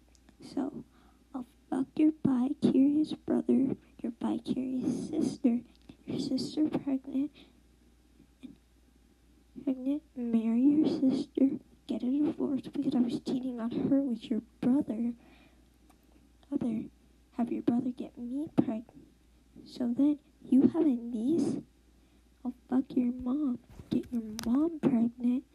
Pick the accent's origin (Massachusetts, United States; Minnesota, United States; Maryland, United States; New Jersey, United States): Maryland, United States; New York; born and raised in Maryland, New York, and I actually live in Maryland right now, but I did live in New York